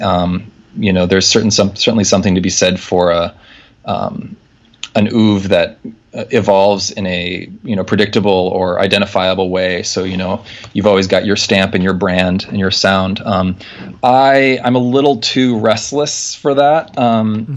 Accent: Nebraska, United States; moved away as an adult; also born or lived in Wisconsin / Europe; now in New York, United States; I'm from Nebraska originally.

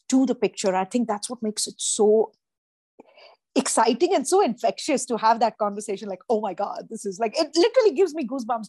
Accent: India; moved away; I grew up in India. To me, Italian food was that, right? Till the time I came over here

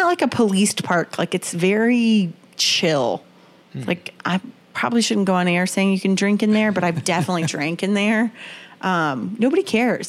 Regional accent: Kentucky, United States; now in Chattanooga, United States; where I grew up in Kentucky, I lived down the street from a large Confederate cemetery.

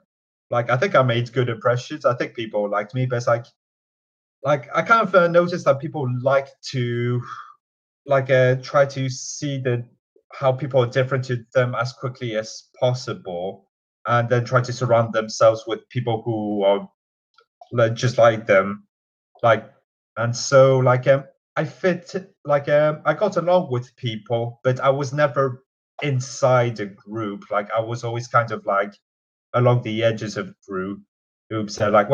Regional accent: Newcastle, North East England, United Kingdom; moved away as an adult; now in Nottingham, United Kingdom; So, yeah, I grew up in Newcastle for most of my life, up to the point I went to uni, and I came to Uni of Nottingham in 2014, and fell in love with the place.

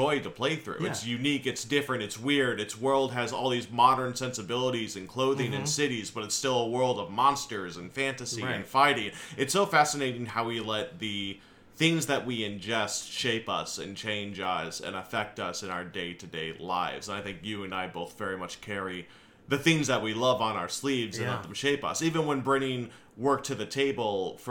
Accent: Syracuse, New York, United States; moved away; that's my hometown. So I was home visiting my parents

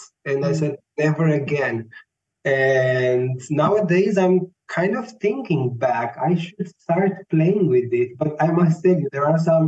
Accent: Romania; moved away as an adult; also born or lived in Bucharest; now in Vienna, Austria; I was born in Romania. I'm Romanian. I was born and raised there. I moved to Vienna 8 years ago after I completed my bachelor studies in Bucharest

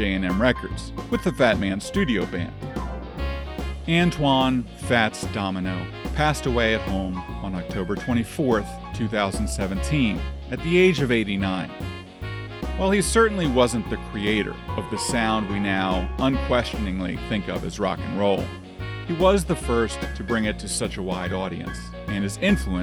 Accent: Washington, District of Columbia, United States; my hometown of Washington, D.C.

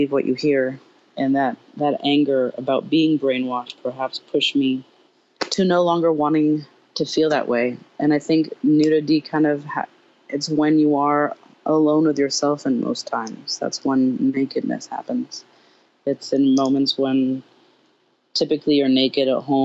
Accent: Paris, Île-de-France, France; now in United States; growing up in Paris

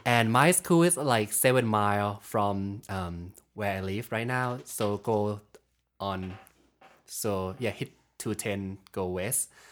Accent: Bangkok, Thailand; moved away as an adult; I'm from Thailand. So, um, been living in Bangkok for my, like, whole life

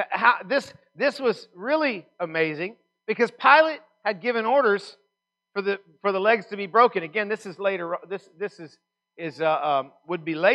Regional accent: Texas, United States; I'm from Texas

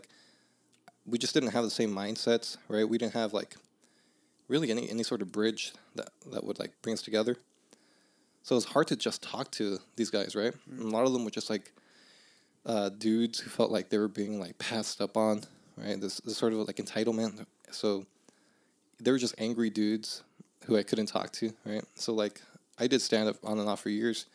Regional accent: Los Angeles, California, United States; I grew up in Northeast

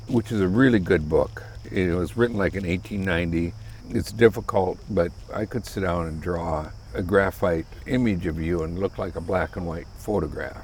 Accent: South Dakota, United States; moved away as an adult; I grew up in South Dakota

